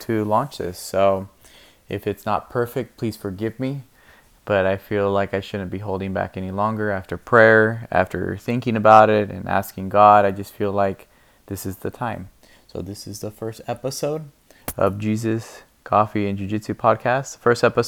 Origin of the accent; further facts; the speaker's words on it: California, United States; moved away as an adult; now in Spokane, United States; I am originally born and raised in California. Lived there my whole life for about 35 years until recently moving out here to Spokane, Washington